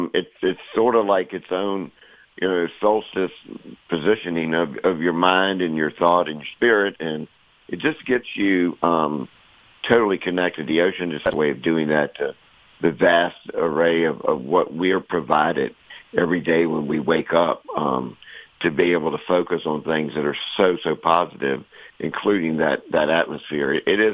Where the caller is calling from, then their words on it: Kill Devil Hills, North Carolina, United States; I'm in the Outer Banks of North Carolina, where I live in a little town called Kildouble Hills, and I live about a block from the Atlantic